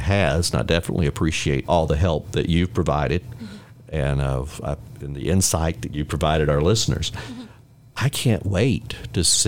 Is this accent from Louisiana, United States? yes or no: no; Middle Georgia, United States; I'm from Middle Georgia